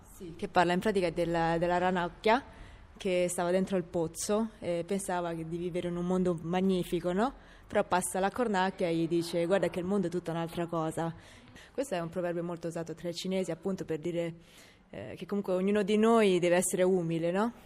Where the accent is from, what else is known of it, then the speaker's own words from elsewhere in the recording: Rome, Lazio, Italy; sono una cinese di Roma